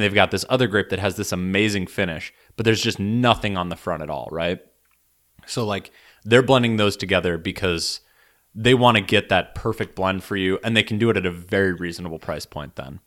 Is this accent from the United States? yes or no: yes; United States; as an American